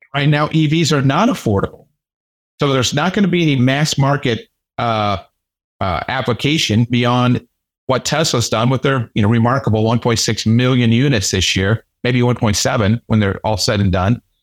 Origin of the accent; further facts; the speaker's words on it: United States; being an American